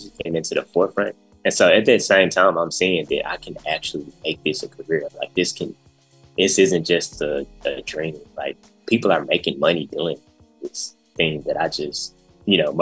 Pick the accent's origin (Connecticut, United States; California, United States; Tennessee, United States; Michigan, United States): Tennessee, United States; Memphis; I'm from Memphis, from the north side of Memphis, North Memphis, as they call it. Born and raised, been here my whole life